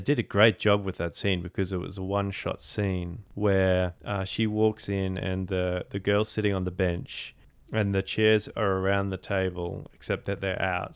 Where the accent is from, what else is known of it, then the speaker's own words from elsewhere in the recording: Australia; as an Australian